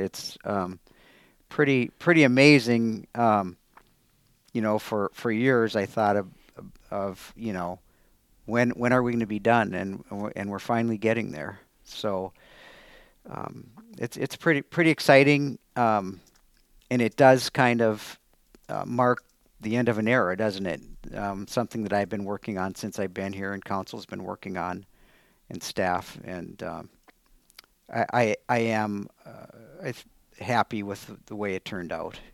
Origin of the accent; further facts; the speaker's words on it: Superior, Wisconsin, United States; moved away as an adult; also born or lived in Madison, Wisconsin / Alaska; now in Altoona, United States; I grew up in Superior